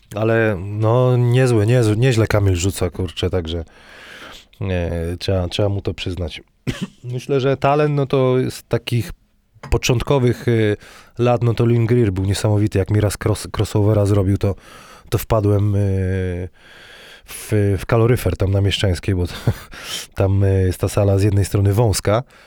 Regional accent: Wrocław, Lower Silesian Voivodeship, Poland

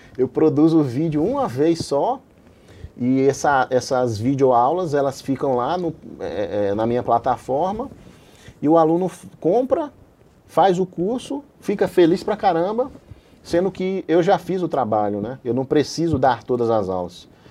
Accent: João Pessoa, Paraíba, Brazil; moved away; foi de onde eu vim, né, de João Pessoa da Paraíba, onde eu fiz a faculdade de medicina

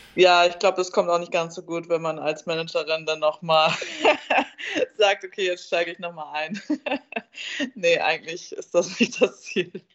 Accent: near Munich, Bavaria, Germany; now in Hanover, Germany; Ich, ich komme ja aus der Nähe von München, also darum ist es für mich, äh, wenn ich hier in Hannover jetzt lebe

